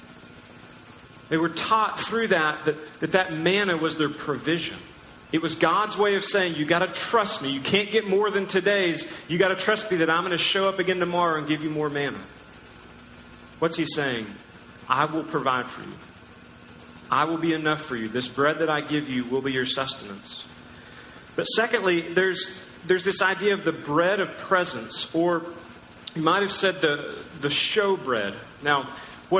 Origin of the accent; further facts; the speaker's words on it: United States; we're American